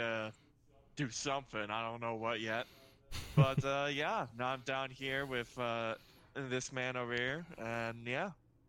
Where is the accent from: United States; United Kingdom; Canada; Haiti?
United States; Everett, Washington; I am also from Washington, specifically Everett.